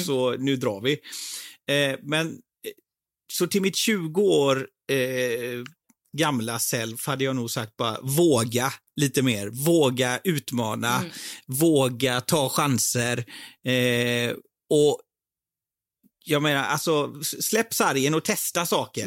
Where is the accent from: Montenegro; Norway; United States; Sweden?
Sweden; Partille, Västra Götaland; moved away as an adult; also born or lived in India; now in London, United Kingdom; jag är uppvuxen i, i Sävedalen, i Partille utanför